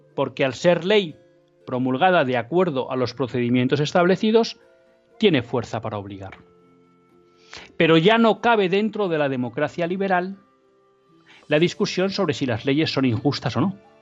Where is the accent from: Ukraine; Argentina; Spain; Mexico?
Spain; Biscay, Basque Country; de Vizcaya, de mi tierra